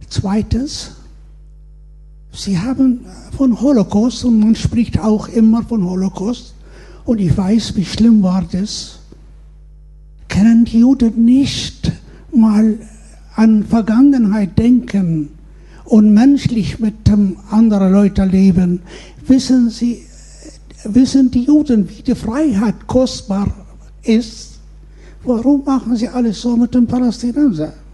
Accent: Baghdad, Baghdad Governorate, Iraq; Äh, ich möchte, ich komme aus aus dem Irak, aus Bagdad, wo ihr großer Bruder alles vernichtet hat, wurde der Irak 100 Jahre zurückgeworfen.

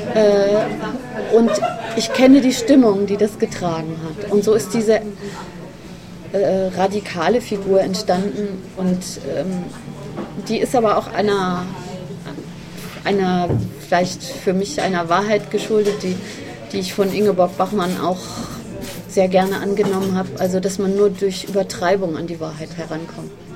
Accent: the West, West Germany, Germany; ich komme ja nun aus dem Westen und äh, denke, kenne auch eben viele oder bin in einer Region aufgewachsen, die sehr stark geprägt ist von diesem Wirtschaftswunder

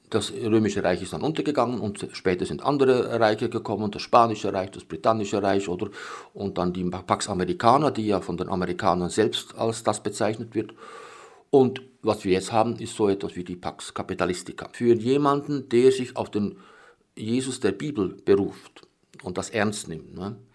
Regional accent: Bern, Switzerland; born there; Ich bin 1946 in Bern geboren unter damals ökumenisch nicht sehr erfreulichen Bedingungen

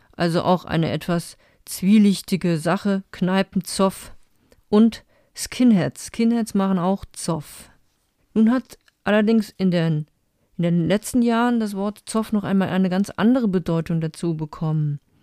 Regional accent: Saarland, Germany; als Saarländerin

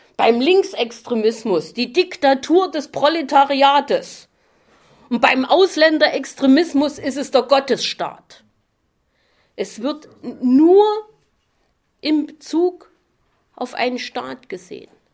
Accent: Chemnitz, Saxony, Germany; Bei uns in Chemnitz

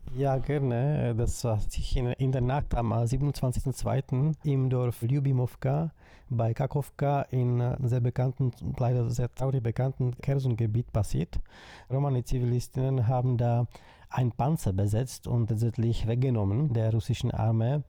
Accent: Czechia; Ich komme aus der Tschechischen Republik

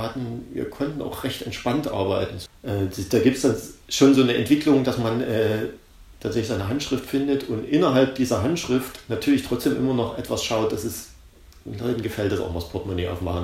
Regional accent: East Germany, Germany; ich komme ja aus der DDR

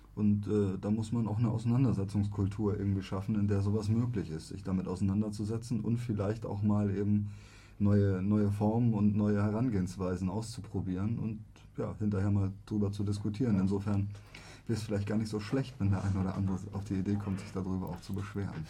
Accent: Germany; ich bin nun mal in Deutschland geboren und ich bin hier aufgewachsen

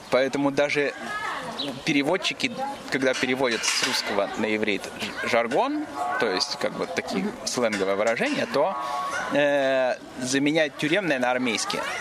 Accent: Israel; Смотри, дело в том, что я больше еврей, чем израильтянин я всегда, я всегда чувствовал себя больше евреем, чем израильтянином.

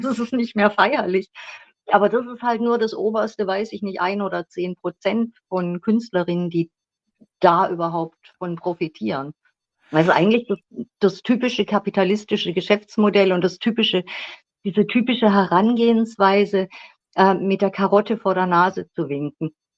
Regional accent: Schwäbisch Gmünd, Baden-Württemberg, Germany; accent: South German; now in Berlin, Germany; ich bin in Schwäbisch Gmünd geboren worden, aber ich lebe schon seit gefühlten 100 Jahren in Berlin

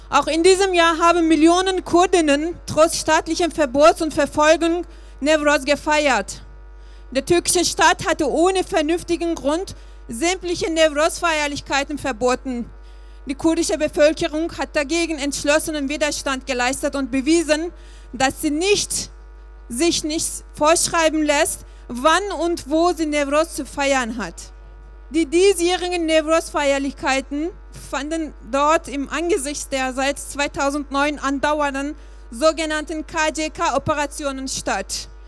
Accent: Turkey; now in Germany; Ähm, ich bin Kurden, ich komme aus der Türkei

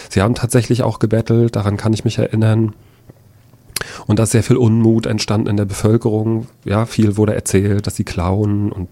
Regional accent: Rostock, Mecklenburg-Vorpommern, Germany; Ich war zehn Jahre alt. Ich bin in Lichtenhagen aufgewachsen. Ich bin in Lichtenhagen zur Schule gegangen.

